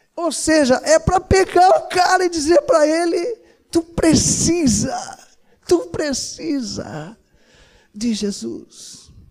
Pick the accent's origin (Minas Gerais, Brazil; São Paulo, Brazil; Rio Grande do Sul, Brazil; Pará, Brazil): Rio Grande do Sul, Brazil; Uruguaiana; lá em Uruguaiana, naquela terra gloriosa onde eu nasci